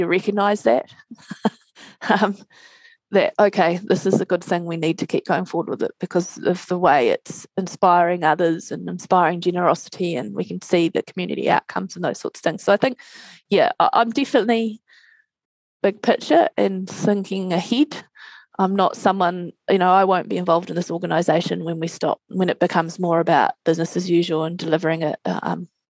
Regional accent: Christchurch, Canterbury, New Zealand; we're both from Christchurch.

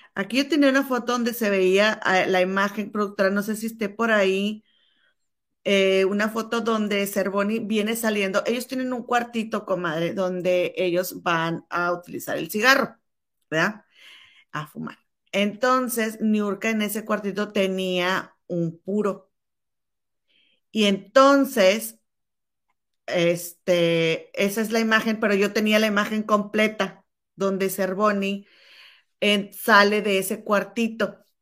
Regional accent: Monterrey, Nuevo León, Mexico; now in London, United Kingdom; mi comadre y yo somos hermanas y chachalacas y somos originarias de la Sultana del Norte de Monterrey, Nuevo León, México. Nada más que mi comadre ahora reside en Chicago y yo en Londres

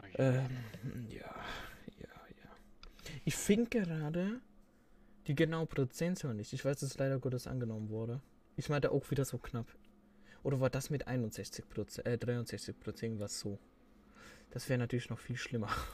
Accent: Switzerland; bei uns in der Schweiz

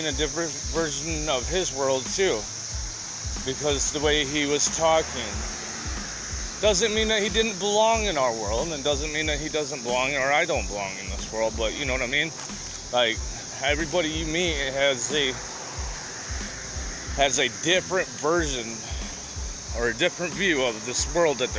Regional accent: United States; I'm from America

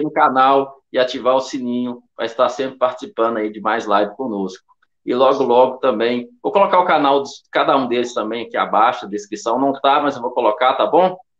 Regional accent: Belo Horizonte, Minas Gerais, Brazil; eu sou de Belo Horizonte

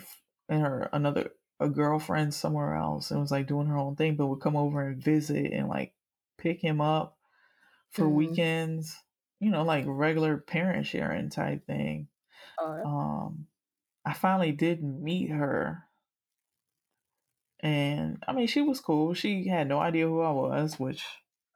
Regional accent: Miami, Florida, United States; I'm from Miami

